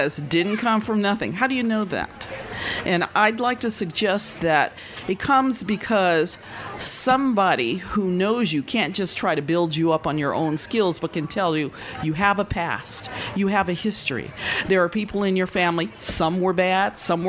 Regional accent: Tucson, Arizona, United States; also born or lived in Nevada / the American South; I'm not from the South either. I was raised here in Arizona and born in Nevada. Southern Arizona

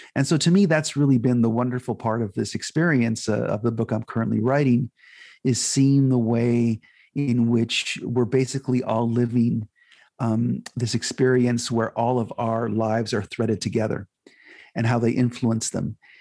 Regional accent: Los Angeles, California, United States; I'm from a, a family of uh, Guatemalan immigrants. Um, I was born in Los Angeles, but my parents came from uh, from Central America

